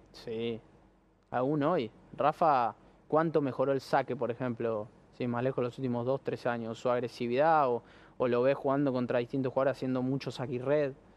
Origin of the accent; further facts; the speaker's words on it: Argentina; soy muy argentino